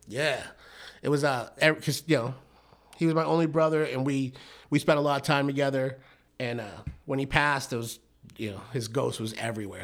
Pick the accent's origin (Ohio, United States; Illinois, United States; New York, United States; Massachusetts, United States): Massachusetts, United States; Brockton; moved away as an adult; also born or lived in Bedford, Massachusetts / Rocky Point, Mexico; now in Arizona, United States; I grew up in Massachusetts